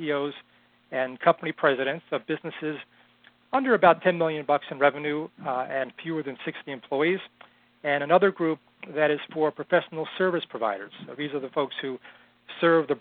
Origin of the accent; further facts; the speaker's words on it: outside of New York City, United States; now in Boston, United States; I was born and raised in outside of New York City and currently live in Boston